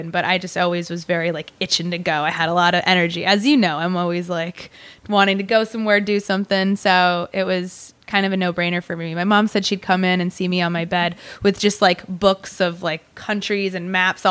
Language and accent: English; Woodstock, Vermont, United States; I grew up in Vermont